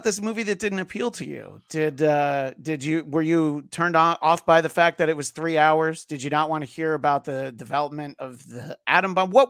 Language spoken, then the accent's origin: English; New York, United States; accent: New York; I think my New York accent sometimes comes out, especially when I'm tired.